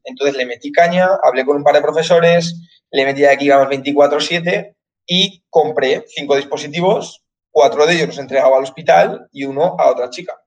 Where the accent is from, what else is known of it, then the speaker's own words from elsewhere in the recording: Zaragoza, Aragon, Spain; soy de Zaragoza